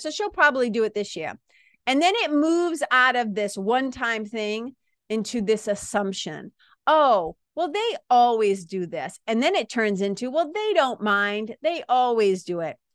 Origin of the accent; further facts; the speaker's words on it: Boston, Massachusetts, United States; accent: Boston; people from Boston, people from the Northeast